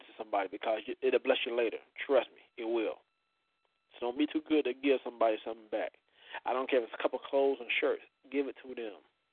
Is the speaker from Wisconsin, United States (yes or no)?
no; Florida, United States; moved away; my home state, Florida State, down there